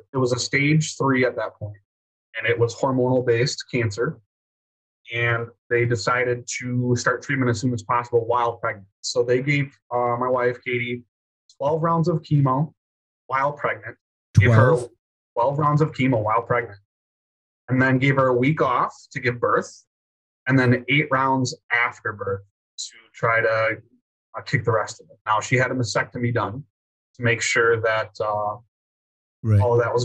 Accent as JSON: {"language": "English", "region": "Wisconsin", "country": "United States", "said": "I'm from Wisconsin"}